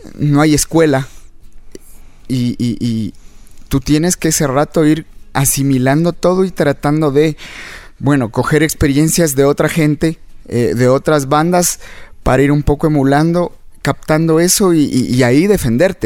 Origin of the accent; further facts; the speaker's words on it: Quito, Pichincha, Ecuador; yo nací acá en Quito